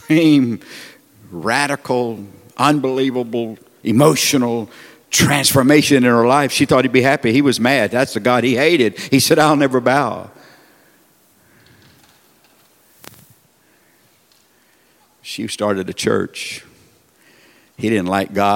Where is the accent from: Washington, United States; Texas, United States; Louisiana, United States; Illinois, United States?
Texas, United States; Sour Lake; I'm from Sour Lake, Texas. Little town in southeast Texas